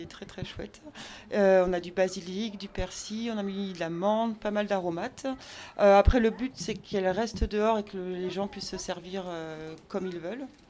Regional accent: Brittany, France; now in Marseille, France; je suis bretonne à la base

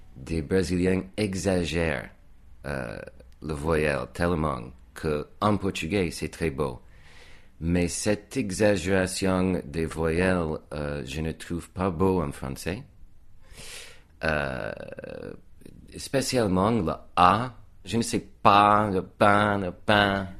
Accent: United States; accent: American; French is a second language; moved away as an adult; now in France; mon accent était très américain comme il est aujourd'hui.

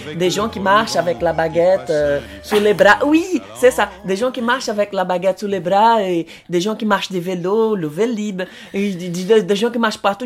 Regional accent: Brazil; French is a second language; moved away as an adult; now in France; je suis brésilien

